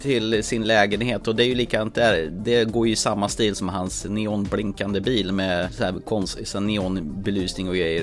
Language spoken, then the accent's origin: Swedish; Närke, Örebro County, Sweden; jag är ju från Närke